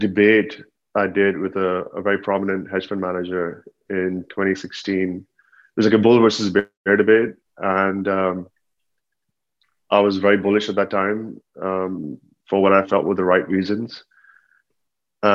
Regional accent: Dubai, United Arab Emirates; also born or lived in Pakistan; from Pakistan, but born and raised in Dubai.

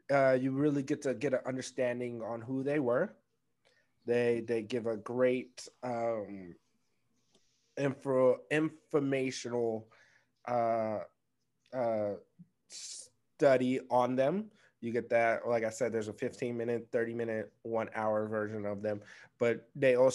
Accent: United States; I was born and raised in America

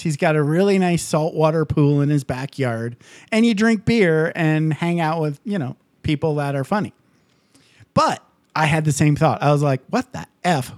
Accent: Midwest, United States; also born or lived in California; now in Nevada, United States; I grew up in the Midwest

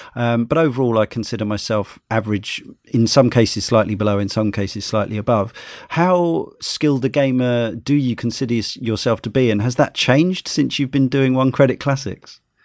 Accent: Brighton, South East England, United Kingdom; growing up in Brighton, still live in Brighton

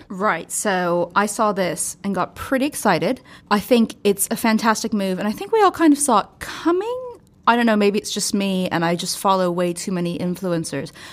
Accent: United States; I'm American

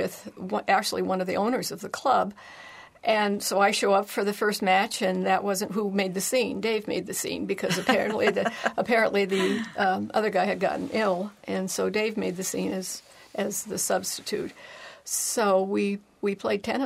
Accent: rural Montana, United States; moved away as an adult; also born or lived in California; now in Colorado, United States; I was born and raised in rural Montana. Left Montana as soon as I graduated from college

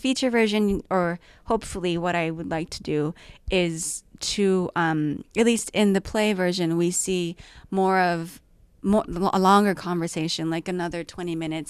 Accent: Tokyo, Japan; moved away as an adult; also born or lived in Washington, D.C. / Belgium; now in Vancouver, Canada; And 12 to 24, I was in Tokyo. And then from 24, I've been living in Vancouver.

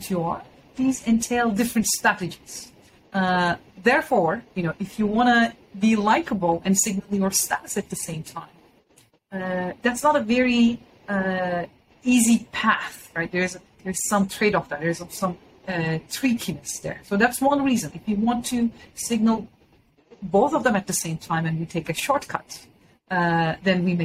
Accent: Istanbul, Turkey; moved away as an adult; now in United States; I'm originally from Istanbul, and I went to an American high school in Istanbul. And then I came to the United States for college.

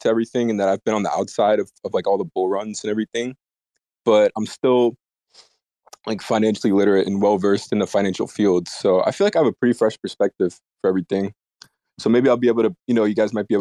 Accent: United States; I've been born and raised in the States and I've never really gotten out

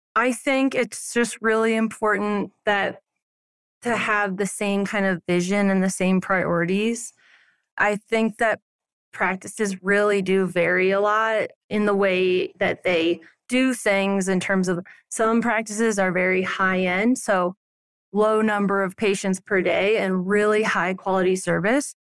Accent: Alton, Illinois, United States; now in Silverthorne, United States; I grew up in a small town called Alton that's kind of like a suburb of Saint Louis

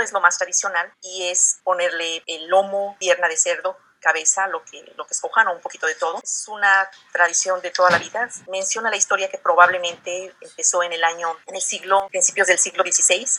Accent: Guanajuato, Mexico; also born or lived in Michoacán; yo nací en el estado de Michoacán, pero me crié desde los dos años en el estado de Guanajuato

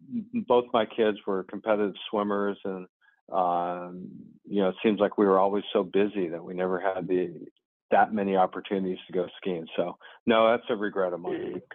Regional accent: Los Angeles, California, United States; moved away as an adult; also born or lived in New York / Ohio; now in Roanoke, United States; I'm from Southern California, from Los Angeles.

